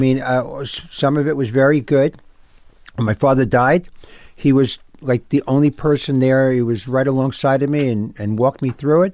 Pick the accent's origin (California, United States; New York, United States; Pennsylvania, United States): New York, United States; New York City; I grew up, um, I grew up in New York